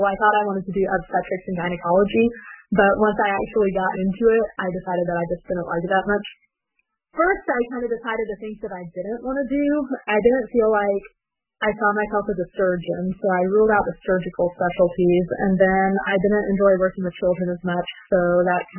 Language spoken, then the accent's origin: English; Four Corners area, New Mexico, United States; moved away as an adult; also born or lived in West Virginia / Ashland, Kentucky / Dayton, Ohio; now in Ohio, United States; I'm actually originally from New Mexico. I was born on the Navajo Nation and grew up in the Four Corners area, which is where Colorado, Arizona, Utah all meet